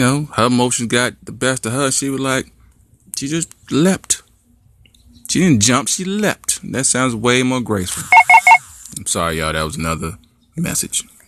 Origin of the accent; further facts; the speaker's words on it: Gary, Indiana, United States; growing up in Gary, there was a couple white kids